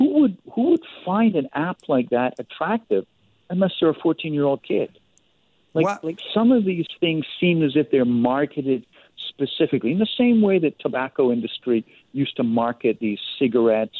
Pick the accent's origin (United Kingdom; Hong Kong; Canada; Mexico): Canada; as a Canadian